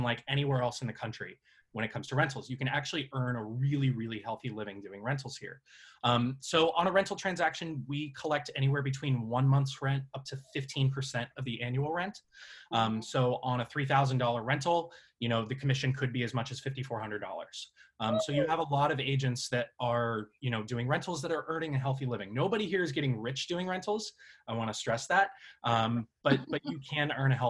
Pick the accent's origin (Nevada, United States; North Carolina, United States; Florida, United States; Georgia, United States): Nevada, United States; Las Vegas; moved away as an adult; also born or lived in Greeley, Colorado; now in New York City, United States; I was born and raised in Las Vegas, Nevada